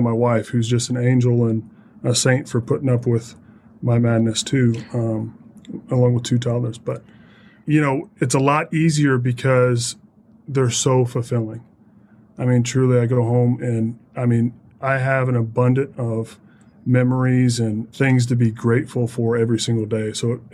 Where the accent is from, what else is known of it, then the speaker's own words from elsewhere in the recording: Southern Indiana, United States; moved away; I was born and raised in Southern Indiana and, you know, very proud Hoosier